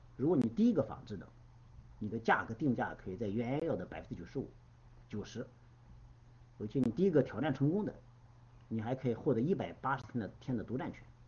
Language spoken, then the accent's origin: Chinese; China; 我们中国人就说畏畏缩缩